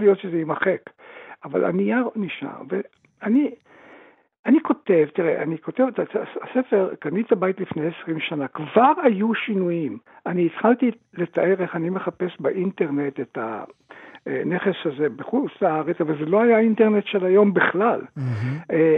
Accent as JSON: {"language": "Hebrew", "town": "Tripoli", "country": "Libya", "tie": "born or raised there", "moved": "yes", "said": "גם אני נולדתי שם"}